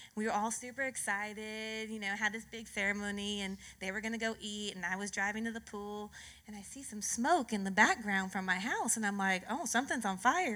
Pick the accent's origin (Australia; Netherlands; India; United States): United States; California; I was born and raised in California